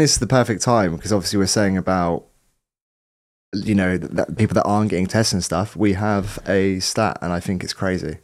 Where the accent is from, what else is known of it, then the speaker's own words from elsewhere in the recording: Southampton, South East England, United Kingdom; moved away; I'm from Southampton originally